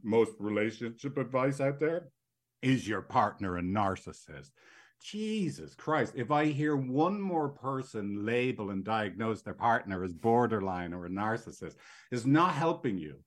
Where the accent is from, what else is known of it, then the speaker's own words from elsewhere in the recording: Ireland; now in San Francisco, United States; I'm from Ireland, as you can tell.